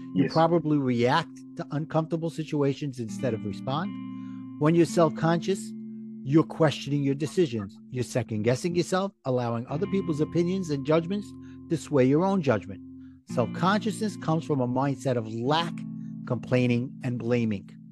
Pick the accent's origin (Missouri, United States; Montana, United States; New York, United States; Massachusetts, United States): New York, United States; New York City; accent: Brooklyn; my Brooklyn accent